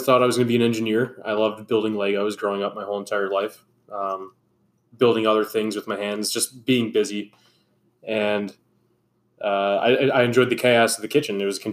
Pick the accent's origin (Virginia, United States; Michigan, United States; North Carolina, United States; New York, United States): New York, United States; Hamburg; also born or lived in Gulf Coast of Texas; born and raised in Hamburg, New York.